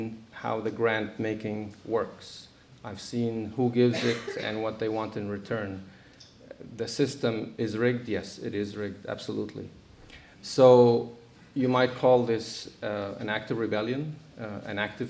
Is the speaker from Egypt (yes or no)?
yes; Egypt; moved away as an adult; now in United States; I was born in Egypt, but I've been here since I was 18